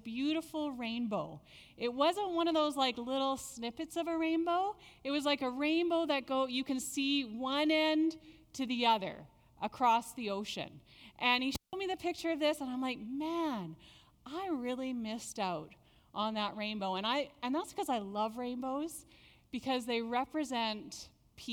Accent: Nanaimo, British Columbia, Canada; now in Langley, Canada; I grew up in Nanaimo.

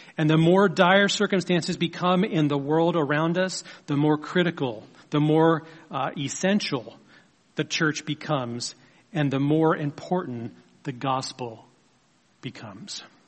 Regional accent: United States; our own country, a country that God has blessed us to live in.

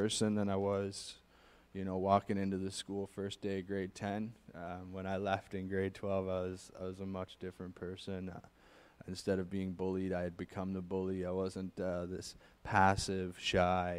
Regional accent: Halifax, Nova Scotia, Canada; I was born and raised in Halifax, Nova Scotia

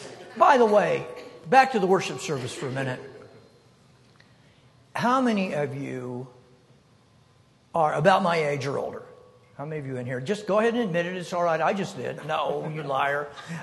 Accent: Wyoming, United States; moved away; I am from Wyoming. I'm from here, yeah. I grew up here. I attended the university. I graduated from the University of Wyoming in 1969.

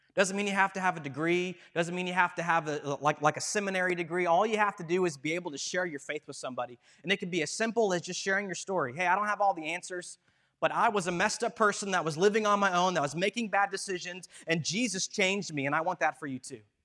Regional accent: Madison Heights, Virginia, United States; I grew up down in Madison Heights, Virginia

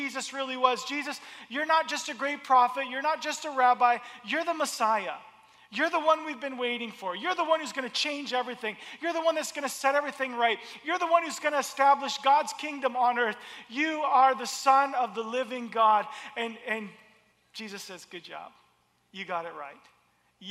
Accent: the South, United States; when I was a child, I grew up in the South in the United States

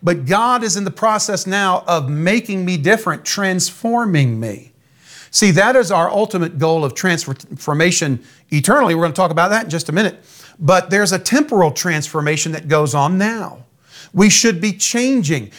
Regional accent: United States; I'm an American. My father was an American, his father before him. My earthly citizenship is American

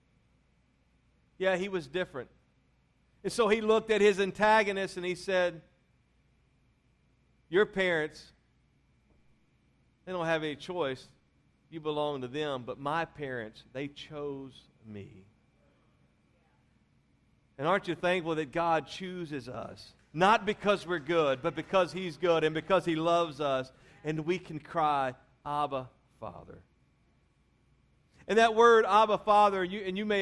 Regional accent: Louisiana, United States; I'm from Louisiana, that's where I was raised

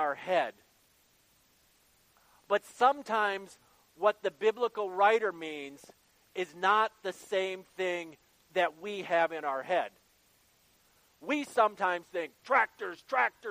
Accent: Sawyer, Michigan, United States; I grew up in Sawyer, Michigan, in Berrien County.

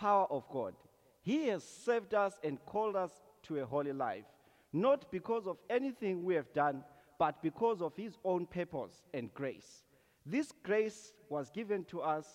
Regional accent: Zimbabwe; moved away as an adult; now in Canada; I'm originally from Zimbabwe

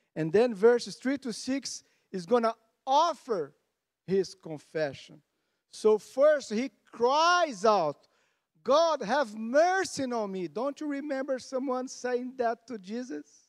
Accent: Canada; we are Canadian, tough people.

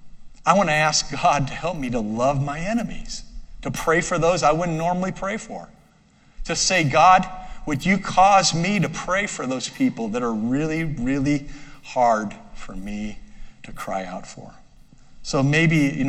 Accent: United States; I'm an American citizen

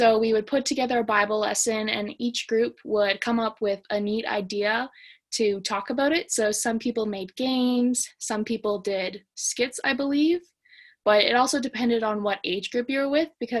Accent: Canada; I'm Canadian. I just stay in Canada.

